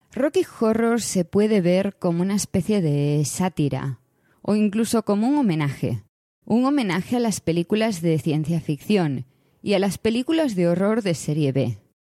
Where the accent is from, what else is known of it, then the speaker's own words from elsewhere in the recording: Galicia, Spain; Como gallega